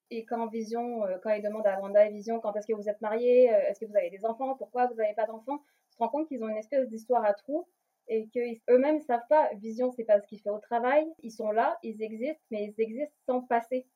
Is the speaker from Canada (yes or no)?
yes; Quebec, Canada; moved away as an adult; now in Paris, France; Je suis québécoise, mais j'habite à Paris depuis bientôt 6 ans